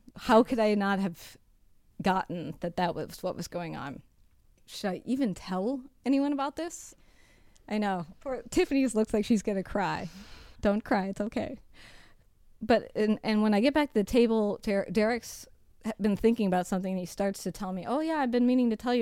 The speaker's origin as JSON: {"language": "English", "country": "United States", "moved": "yes", "said": "I'm from the United States"}